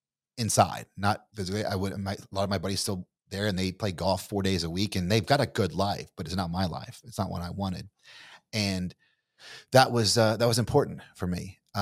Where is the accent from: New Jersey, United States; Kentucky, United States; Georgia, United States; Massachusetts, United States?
Kentucky, United States; so I'm from Kentucky. You're from Texas. You sound like you're from Texas. I don't sound like I'm from Kentucky.